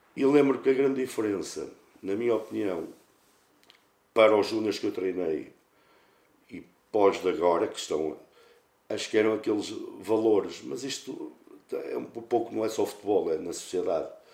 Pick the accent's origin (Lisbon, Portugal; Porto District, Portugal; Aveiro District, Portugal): Aveiro District, Portugal; Santa Maria de Lamas; moved away as an adult; now in Pedroso, Portugal; sou natural de Santa Maria de Lamas, não resido agora, resido no, em Pedroso